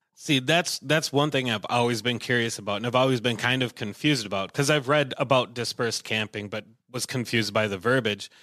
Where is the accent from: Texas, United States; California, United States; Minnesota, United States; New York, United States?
Minnesota, United States; Willmar; I'm from Wilmer, a little, little ways away